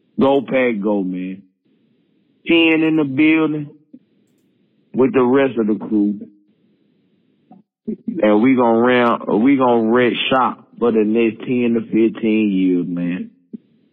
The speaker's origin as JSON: {"language": "English", "region": "Mississippi", "country": "United States", "tie": "born or raised there", "moved": "yes", "lives_now": "Alabama, United States", "said": "I'm originally from Mississippi. I stay in Alabama, but I was born and raised in Mississippi."}